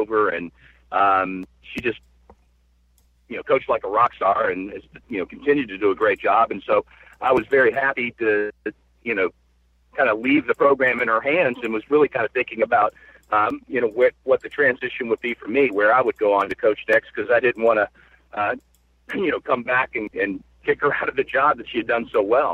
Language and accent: English; Florida, United States; now in Maine, United States; I was born and raised in Florida